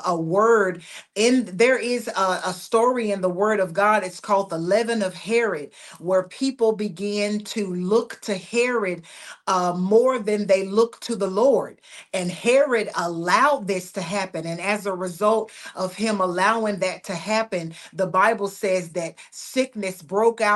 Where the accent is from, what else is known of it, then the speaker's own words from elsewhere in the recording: United States; I am an American citizen. And so I will always have a passion for my nation